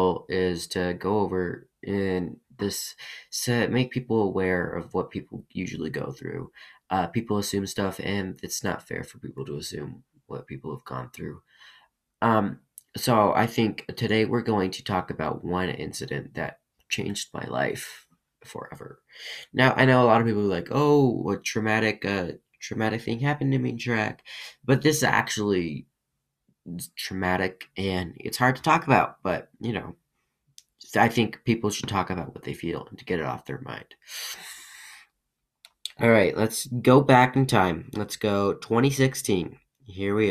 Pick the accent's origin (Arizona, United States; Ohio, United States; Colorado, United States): Colorado, United States; also born or lived in Russia; I live in Colorado. I was adopted from Russia at 2 years old